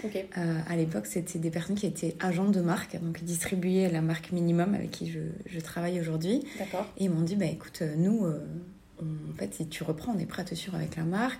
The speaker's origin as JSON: {"language": "French", "town": "Albi", "region": "Occitania", "country": "France", "tie": "born or raised there", "moved": "yes", "lives_now": "Toulouse, France", "said": "moi, je suis originaire d'Albi, donc je ne suis pas originaire de Toulouse. J'ai grandi à côté d'Albi"}